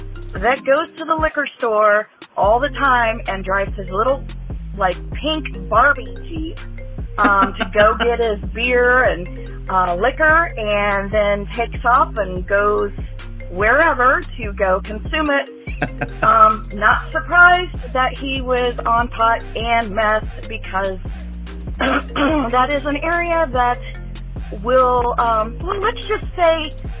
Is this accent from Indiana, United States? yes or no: yes; Indiana, United States; And yes, I am from Indiana.